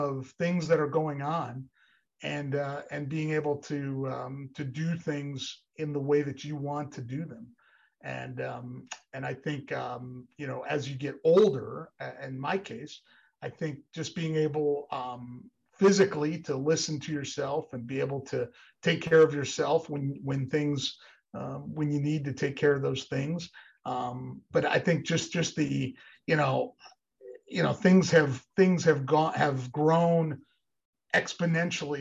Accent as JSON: {"language": "English", "region": "Northeast Pennsylvania", "country": "United States", "tie": "born or raised there", "said": "I grew up in Northeast Pennsylvania"}